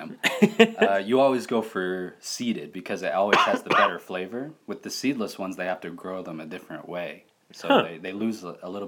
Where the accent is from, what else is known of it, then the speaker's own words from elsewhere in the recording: Green River, Utah, United States; I'm from a little town. A little bit farther south of here is called Green River, Utah.